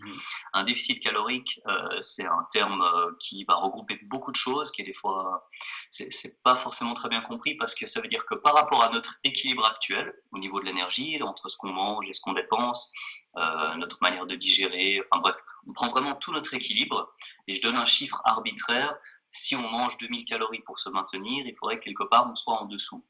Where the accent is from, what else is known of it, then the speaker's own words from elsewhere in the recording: Geneva, Switzerland; je suis de Genève